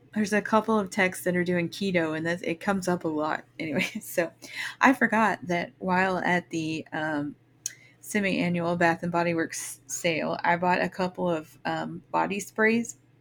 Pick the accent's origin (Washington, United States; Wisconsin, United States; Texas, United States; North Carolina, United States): Texas, United States; moved away; I'm from Texas and we don't have basements